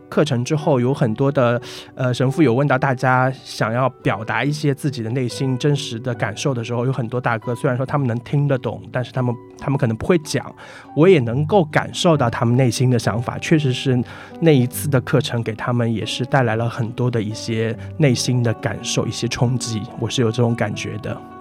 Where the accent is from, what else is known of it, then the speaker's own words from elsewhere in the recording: Shanghai, China; 我来自上海